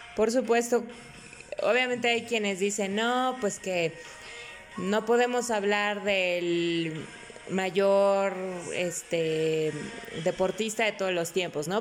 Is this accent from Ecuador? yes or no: no; Mexico; Soy más mexicana que el nopal